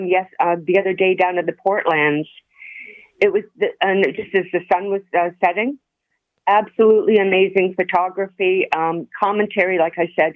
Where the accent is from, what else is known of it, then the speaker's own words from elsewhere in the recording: Mississauga, Ontario, Canada; also born or lived in Toronto; now in Niagara Falls, Canada; I'm originally from Mississauga